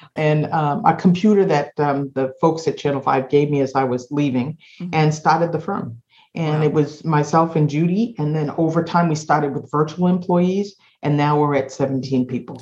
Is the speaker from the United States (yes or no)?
yes; Boston, Massachusetts, United States; also born or lived in Kansas City, Missouri; I am uh, born and raised in Boston